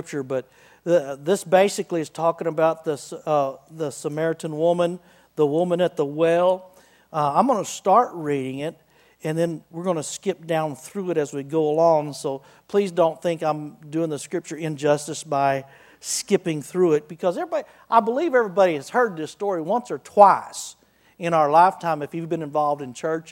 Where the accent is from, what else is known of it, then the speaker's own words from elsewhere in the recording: Wichita Falls, Texas, United States; I was raised Southern Baptist in Wichita Falls, Texas